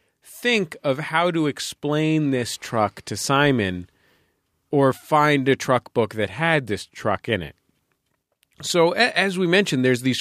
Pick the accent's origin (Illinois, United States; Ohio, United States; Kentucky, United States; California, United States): California, United States; San Francisco; I'm from San Francisco.